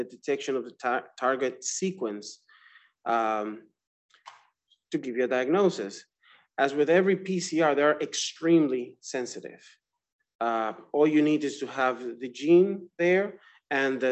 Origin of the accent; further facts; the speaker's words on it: Dominican Republic; moved away as an adult; also born or lived in Florida, United States; now in Georgia, United States; I'm from the Dominican Republic